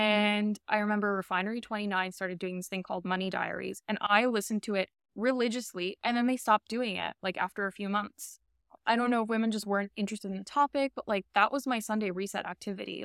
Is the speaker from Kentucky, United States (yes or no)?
no; New York City, New York, United States; also born or lived in Albania; now in Miami, United States; I grew up in Queens